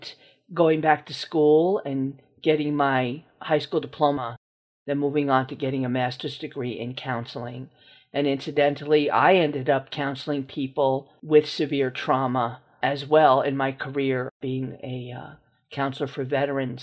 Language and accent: English; New Rochelle, New York, United States; I'm from New Rochelle, New York